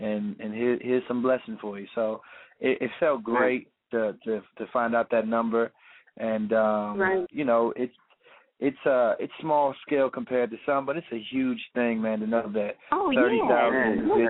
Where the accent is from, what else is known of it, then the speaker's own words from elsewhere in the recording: Tampa, Florida, United States; also born or lived in St. Petersburg / Illinois; I'm from Tampa, Florida. Tampa, Florida. Yes, indeed. I was born in St. Petersburg, which is a city right underneath Tampa. I was raised in a military family, so we moved around. We went to Illinois.